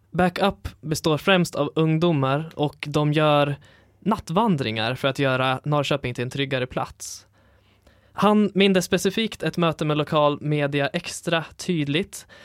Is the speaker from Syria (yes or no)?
yes; Syria; now in Sweden; Jag är från Syrien och eh, det, vi tänker därifrån.